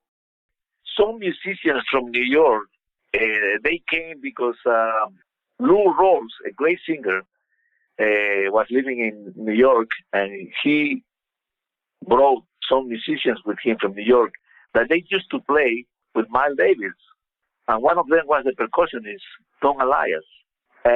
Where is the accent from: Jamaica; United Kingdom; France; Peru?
Peru; moved away as an adult; also born or lived in Los Angeles / Las Vegas; I grew up playing in Peru